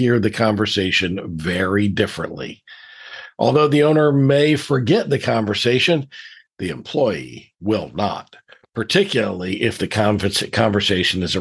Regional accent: Deep South, United States; I grew up in the Deep South

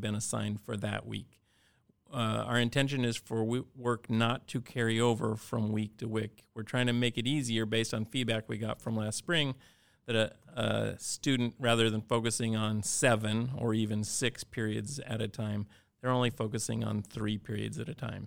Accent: Cordova, Alaska, United States; I grew up in Cordova, and like many places in Alaska

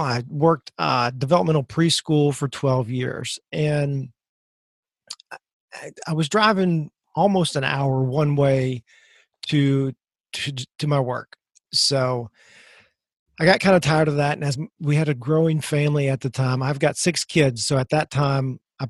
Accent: Missouri, United States; moved away; I'm from Missouri originally

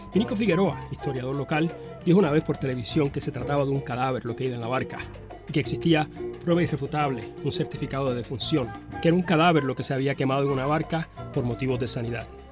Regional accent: Arroyo, Puerto Rico; vengo del pueblo de Arroyo

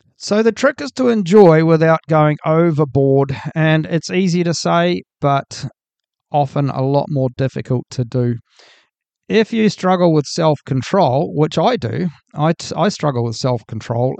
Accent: New Zealand; I'm from New Zealand

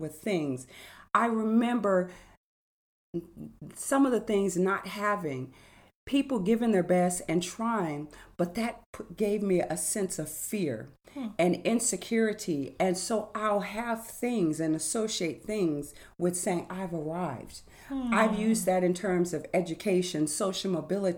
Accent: California, United States; growing up in California

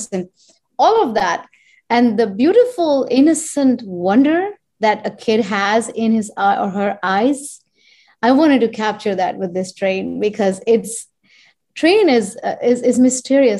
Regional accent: India; born or raised there; moved away as an adult; now in United States

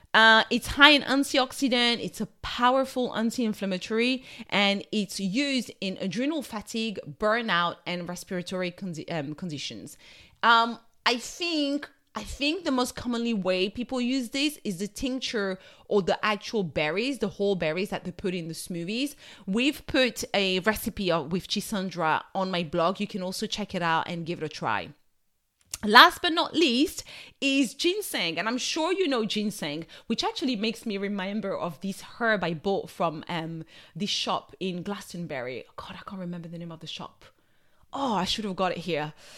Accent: France; accent: French; My French accent is taking over

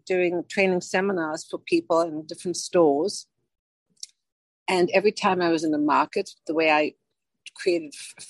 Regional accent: Johannesburg, Gauteng, South Africa; moved away; I was born and raised in South Africa from Johannesburg.

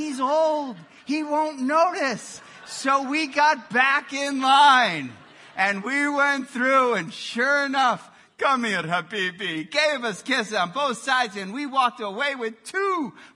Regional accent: Milwaukee, Wisconsin, United States; In Milwaukee, Wisconsin, we would get together growing up on Christmas Eve

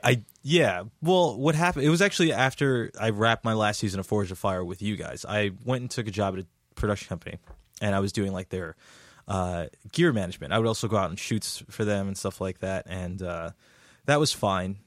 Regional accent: Jersey City, New Jersey, United States; I am from Jersey City, New Jersey

